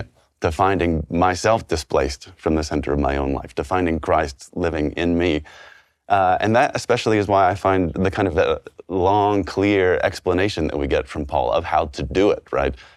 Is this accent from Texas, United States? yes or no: yes; Texas, United States